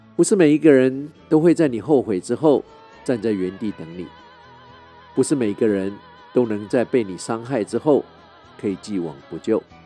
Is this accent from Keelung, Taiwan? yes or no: no; Taipei, Taiwan; moved away as an adult; also born or lived in New York; 从六岁开始住到我二十八岁出国读书，坐落在圆山的台湾银行宿舍